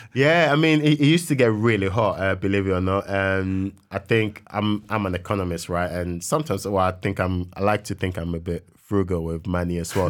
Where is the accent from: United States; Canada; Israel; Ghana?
Ghana; moved away as an adult; when I was growing up in Ghana